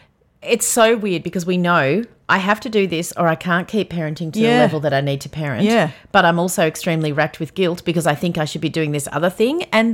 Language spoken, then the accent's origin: English; Yarra Valley, Victoria, Australia; I grew up in the Yarra Valley